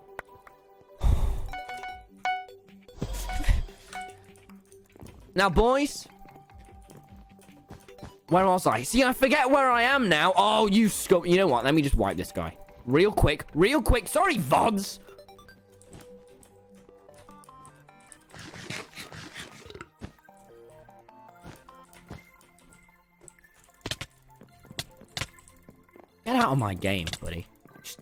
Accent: United Kingdom; I'm from Britain.

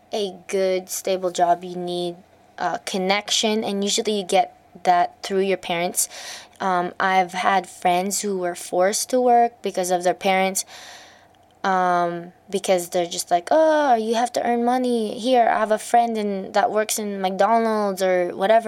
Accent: Alberta, Canada; I made resumes before the required CALM curriculum for Alberta in Canada, because I'm from Canada

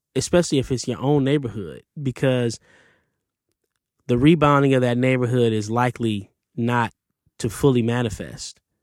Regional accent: Detroit, Michigan, United States; growing up in Detroit, Canada was across the street

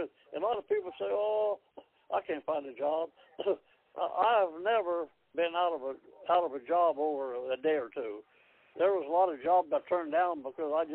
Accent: United States; also born or lived in Hiawatha, Kansas; I was born in Hiawatha, Kansas. When I was three, I moved to Walden, just outside of Kansas City.

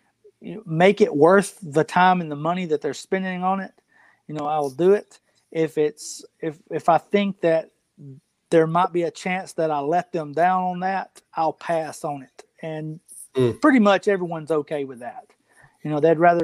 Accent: Tupelo, Mississippi, United States; I was born in Tupelo, which is Elvis's hometown. So, that's what our hometown's known for

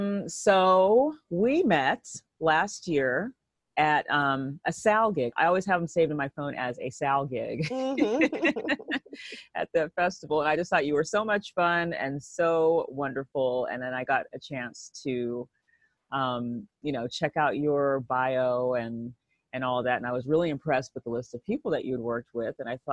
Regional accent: Rialto, California, United States; now in Los Angeles, United States; I grew up in Rialto. It's not too far away.

